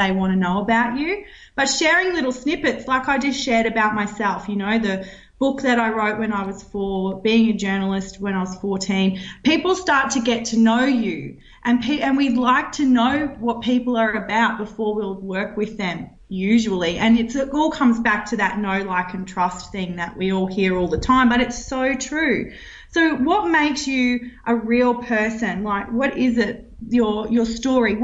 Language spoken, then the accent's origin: English; Roma, Queensland, Australia; also born or lived in Brisbane; I got placed at the paper in Roma, where I grew up.